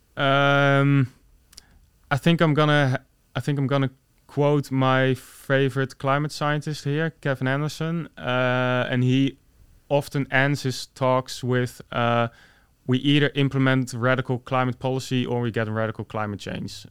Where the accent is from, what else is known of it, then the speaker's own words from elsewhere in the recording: Netherlands; I was born in the Netherlands